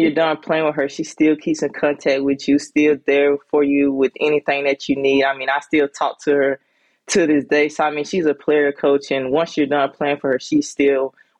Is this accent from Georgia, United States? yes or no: yes; Sandersville, Georgia, United States; also born or lived in Greenwood, South Carolina; Well, actually, I was just born in Greenwood, South Carolina. I was raised in Sandersville, Georgia. Okay. So that's like 2 hours from Atlanta.